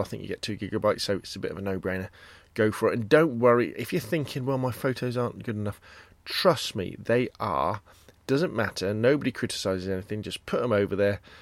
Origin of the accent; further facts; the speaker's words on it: Gosport, South East England, United Kingdom; Gosport High Street, kind of my, uh, version, my attempt at street photography. Again, it's my hometown